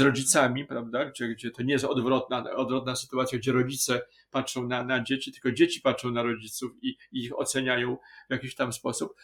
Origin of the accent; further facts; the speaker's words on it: Wrocław, Lower Silesian Voivodeship, Poland; jesteśmy z Wrocławia